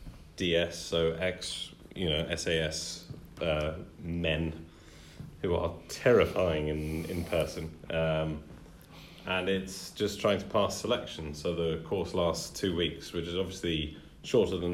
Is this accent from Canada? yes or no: no; United Kingdom; We're very British